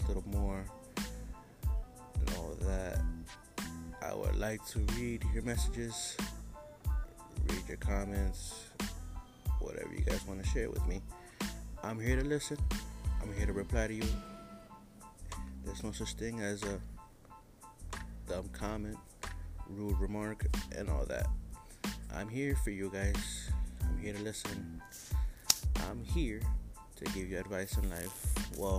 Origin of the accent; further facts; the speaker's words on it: New York City, New York, United States; I am from New York, the city that never sleeps